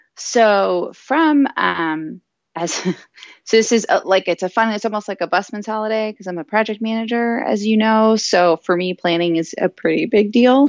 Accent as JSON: {"language": "English", "region": "South Florida", "country": "United States", "tie": "born or raised there", "moved": "yes", "said": "I'm originally from South Florida. Um, I lived there for, uh, the majority of my uh, childhood and adolescent life."}